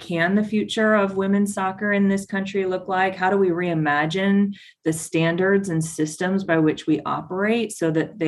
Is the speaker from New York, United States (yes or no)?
no; Tucson, Arizona, United States; FC Tucson. That's my hometown